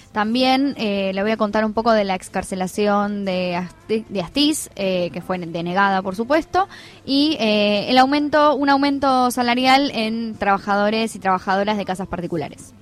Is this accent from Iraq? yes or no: no; Argentina; los 45 millones de argentinos que estamos atrás mirando